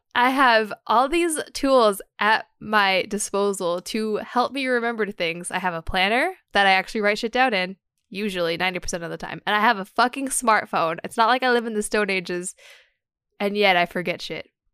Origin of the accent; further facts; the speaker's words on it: United States; I'm from America